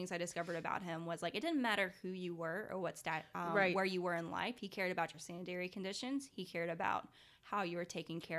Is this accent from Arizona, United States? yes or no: no; Chattanooga, Tennessee, United States; I was born right outside of Chattanooga.